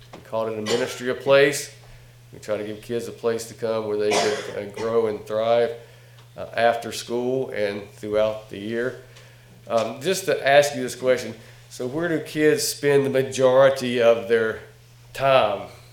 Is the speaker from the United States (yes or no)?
yes; North Carolina, United States; from North Carolina, by the way. Can you tell from my accent?